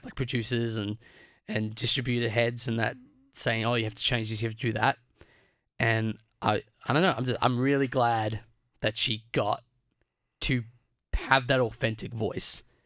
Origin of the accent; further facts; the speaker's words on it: Australia; I was born in Australia. I guess you could argue my second generation Australian 'cause both my parents were born in Australia